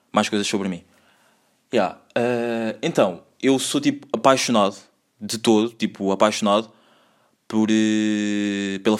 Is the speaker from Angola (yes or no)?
yes; Angola; born there; moved away; Eu nasci em Angola, tenho três irmãs, não sou o irmão mais velho, sou o segundo irmão mais velho.